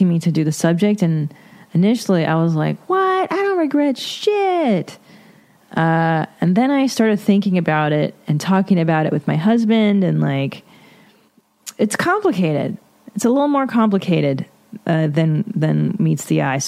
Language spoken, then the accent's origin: English; Los Angeles, California, United States; I'm from the San Fernando Valley. I grew up eating hot dogs stuffed with chili